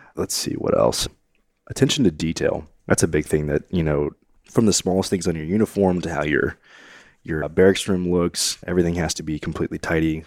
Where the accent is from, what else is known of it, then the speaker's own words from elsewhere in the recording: College Station, Texas, United States; I grew up in College Station.